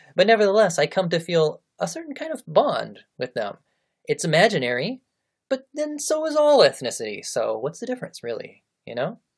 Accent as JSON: {"language": "English", "country": "United States", "tie": "born or raised there", "also_born_or_lived": "Japan / Malaysia", "said": "I am an American. it's it's where I was born, it's how I was raised, it's who I am"}